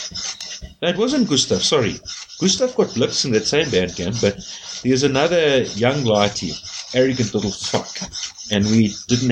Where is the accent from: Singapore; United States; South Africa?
South Africa; Uitenhage, Eastern Cape; I grew up in Uitenhage. See, in the Eastern Cape, it's right next to P.